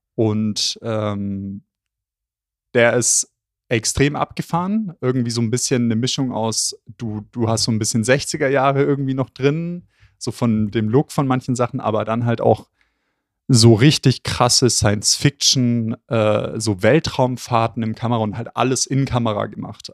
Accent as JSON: {"language": "German", "region": "Southern Germany", "country": "Germany", "said": "bei uns im Süden"}